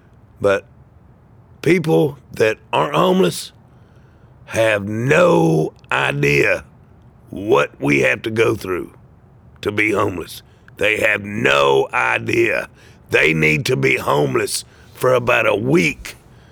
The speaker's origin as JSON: {"language": "English", "town": "Atlanta", "region": "Georgia", "country": "United States", "moved": "yes", "lives_now": "Charleston, United States", "said": "I'm originally from Atlanta, Georgia"}